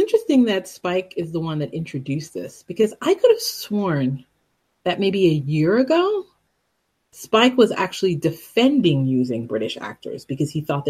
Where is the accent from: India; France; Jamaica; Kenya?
Jamaica; I'm from Jamaica. I'm not African American in the traditional sense, in the sense that descendants of slaves from here. We're descendants of slaves, but from Caribbean slaves.